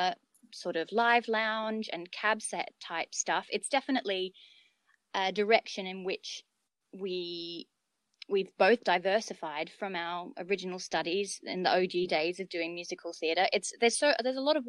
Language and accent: English; Brisbane, Queensland, Australia; now in United Kingdom; I'm from Brisbane.